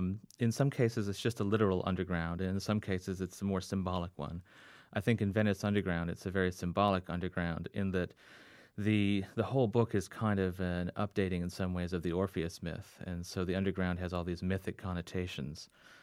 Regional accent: Fiji; We grew up overseas in the Fiji Islands because my parents were in the Peace Corps, and then we traveled overseas quite a bit as well, all over the world, basically.

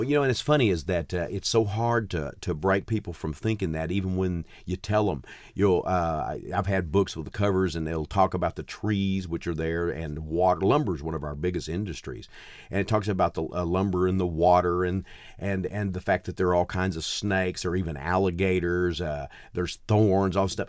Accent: Gladewater, Texas, United States; also born or lived in Mount Enterprise, Texas / Nacogdoches, Texas; I grew up in a place called Gladewater, which is, uh, uh, even smaller is about four thousand, uh, people

